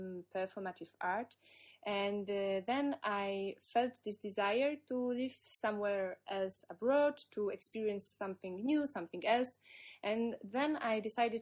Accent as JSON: {"language": "English", "country": "Poland", "also_born_or_lived": "Warsaw", "said": "from Poland, based in Warsaw right now."}